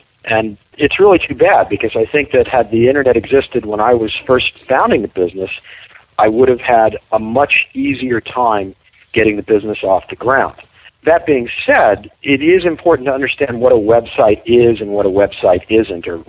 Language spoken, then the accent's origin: English; New York, United States; moved away; I'm originally from New York